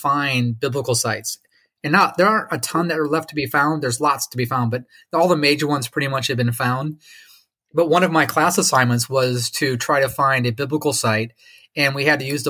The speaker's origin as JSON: {"language": "English", "region": "Michigan", "country": "United States", "tie": "born or raised there", "moved": "yes", "lives_now": "North Carolina, United States", "said": "I grew up in Michigan, on Lake Michigan"}